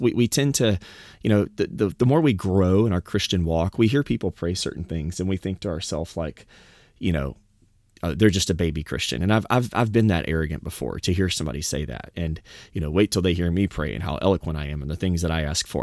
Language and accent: English; the South, United States; I'm from the South